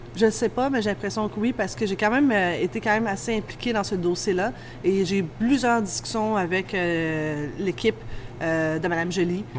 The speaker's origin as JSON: {"language": "French", "town": "Montreal", "region": "Quebec", "country": "Canada", "tie": "born or raised there", "said": "j'ai grandi dans l'Est de Montréal"}